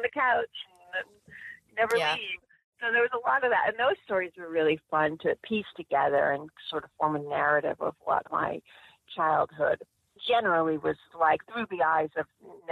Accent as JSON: {"language": "English", "town": "Suffern", "region": "New York", "country": "United States", "tie": "born or raised there", "moved": "yes", "said": "I started out growing up in Suffren"}